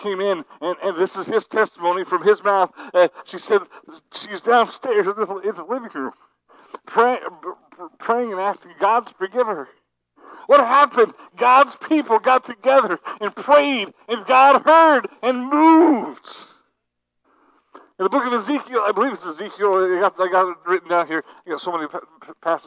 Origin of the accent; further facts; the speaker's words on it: New Philadelphia, Ohio, United States; moved away; I am a result of my home church, New Philadelphia, Ohio, Calvary Baptist Church